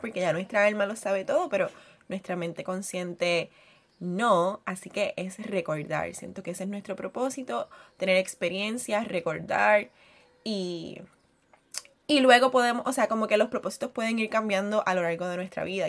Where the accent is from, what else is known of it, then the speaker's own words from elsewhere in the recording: Puerto Rico; soy puertorriqueña